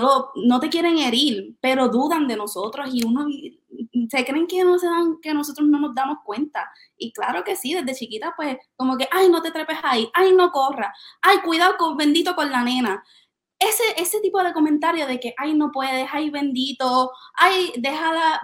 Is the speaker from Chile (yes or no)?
no; Aibonito, Puerto Rico; yo soy de Ay Bonito